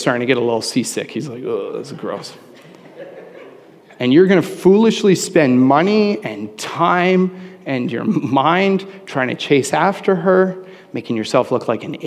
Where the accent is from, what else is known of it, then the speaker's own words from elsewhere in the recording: Canada; I'm a Canadian